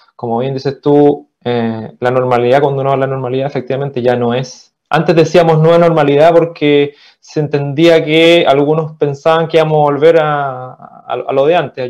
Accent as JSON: {"language": "Spanish", "country": "Chile", "also_born_or_lived": "Viña del Mar / Valparaíso", "said": "soy chileno, vivo en Viña."}